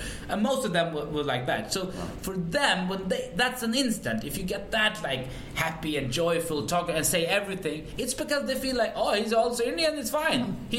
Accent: Sweden; also born or lived in Pakistan; I'm from Sweden

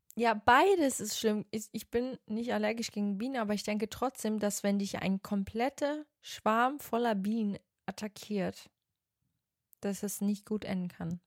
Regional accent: Portugal; ich bin ja Portugiesin.

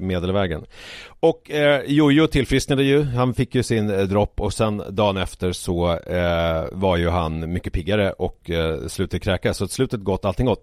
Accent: Haninge, Stockholm County, Sweden; villan som jag växte upp i, i Haninge

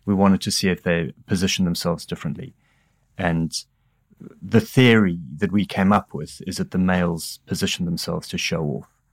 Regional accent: Durban, KwaZulu-Natal, South Africa; accent: South African; moved away as an adult; now in England, United Kingdom; as a South African, I had a bizarre upbringing in that I grew up under apartheid

